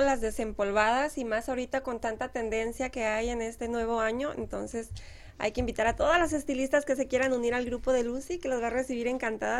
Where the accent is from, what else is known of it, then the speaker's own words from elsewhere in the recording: Moctezuma, Mexico; moved away; la presidencia de Moctezuma de mi pueblo